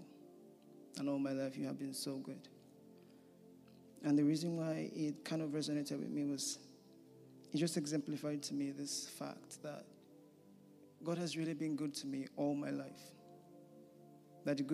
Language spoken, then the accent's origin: English; Nigeria; moved away as an adult; I am from Nigeria originally. I came here last year to do a master's program in law